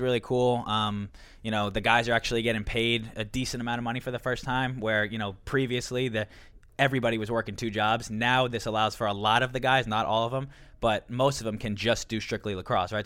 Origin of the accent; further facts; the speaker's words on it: Long Island, New York, United States; growing up on Long Island